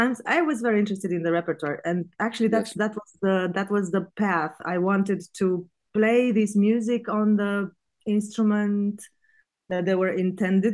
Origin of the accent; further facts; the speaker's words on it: Bucharest, Romania; moved away as an adult; now in Vilnius, Lithuania; I was born in Bucharest. I grew up there